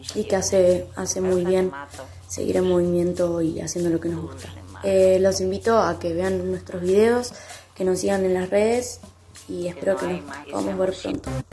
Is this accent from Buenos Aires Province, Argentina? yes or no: no; General Roca, Río Negro, Argentina; soy de la ciudad de General Río Negro